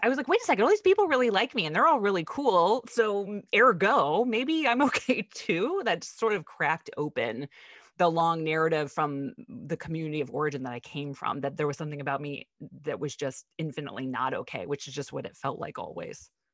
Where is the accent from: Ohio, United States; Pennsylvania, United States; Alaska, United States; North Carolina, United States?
Pennsylvania, United States; Pittsburgh; born or raised there